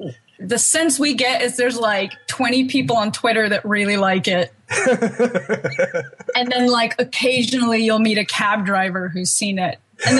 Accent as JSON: {"language": "English", "region": "California", "country": "United States", "said": "I'm so American."}